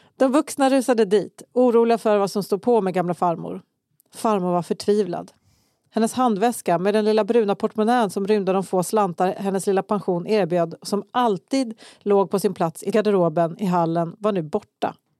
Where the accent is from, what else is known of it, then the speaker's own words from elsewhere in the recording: Kalmar, Kalmar County, Sweden; jag växte upp i Kalmar också